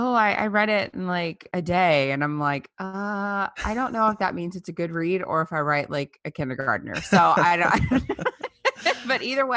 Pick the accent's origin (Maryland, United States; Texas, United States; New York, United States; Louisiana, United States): Louisiana, United States; I grew up in South Louisiana, and there were no abortion clinics